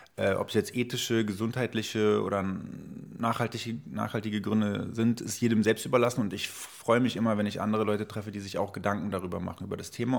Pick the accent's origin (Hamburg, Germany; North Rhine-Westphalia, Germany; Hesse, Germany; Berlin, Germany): Berlin, Germany; bin in Berlin-Schöneberg aufgewachsen